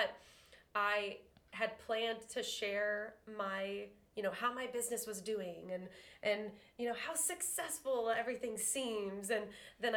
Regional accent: Houston, Texas, United States; moved away as an adult; also born or lived in Arkansas / Denver / Brazos Valley; I'm from Houston. I grew up in Houston and then traveled all over for school.

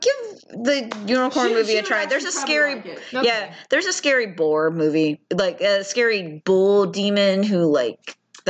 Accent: Louisiana, United States; So, I grew up in Louisiana

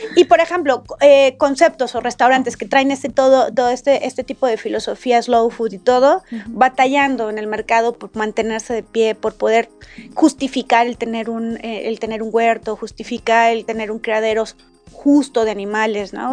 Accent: Mexico; todos somos mexicanos independientemente de donde vengamos

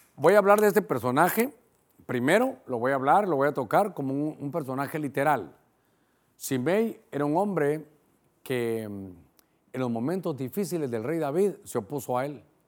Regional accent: Honduras; para nosotros como hondureños

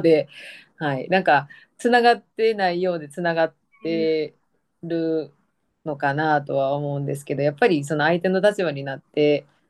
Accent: Osaka, Japan; moved away as an adult; now in Hawaii, United States; 大阪出身です。

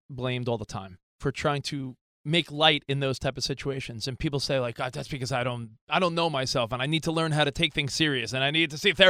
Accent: Long Island, New York, United States; moved away; also born or lived in Hoboken, New Jersey; I grew up on Long Island, lived in Hoboken for a long time.

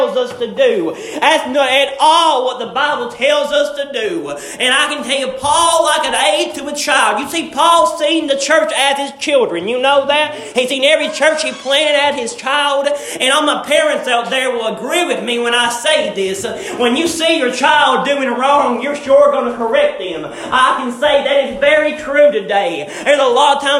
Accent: Richmond, Kentucky, United States; I was born in Richmond, Kentucky a few years ago. And I lived in Greyhawk my entire life.

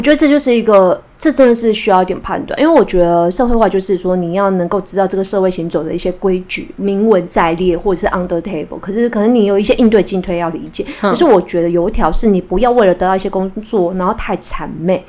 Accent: Kaohsiung, Taiwan; 我是高雄人

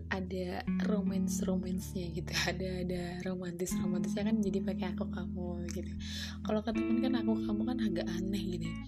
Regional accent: Java, Indonesia; accent: Javanese (medok); for your information kalau aku orang Jawa jadi kan biasanya kalau

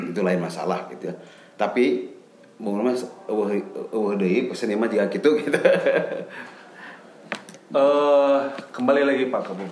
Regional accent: West Java, Indonesia; Jadi kalau kita autokritik ya, kurang batasi, kurang sebagai orang Sunda ya.

